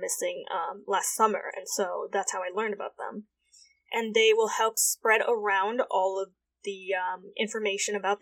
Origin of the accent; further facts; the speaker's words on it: Connecticut, United States; also born or lived in Southern Vietnam; Connecticut, where around my hometown area